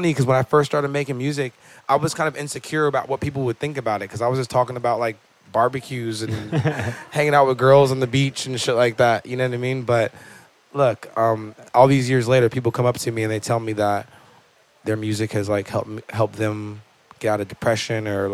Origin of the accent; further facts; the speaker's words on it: Malibu, California, United States; I grew up in Malibu, California, beach town, really chill